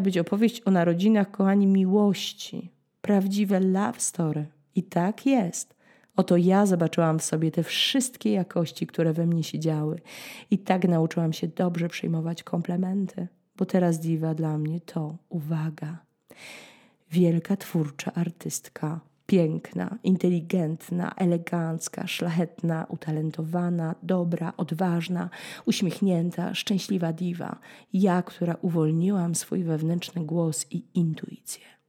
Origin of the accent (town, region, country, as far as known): Poland; now in France